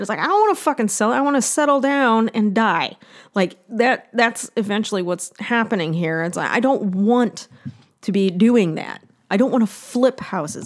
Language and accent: English; northern Ohio, United States; now in California, United States; my hometown, like in, uh, in northern Ohio